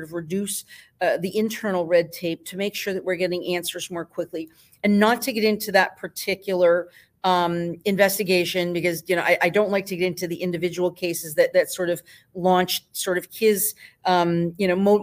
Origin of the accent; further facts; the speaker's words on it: Easthampton, Massachusetts, United States; I will be in my hometown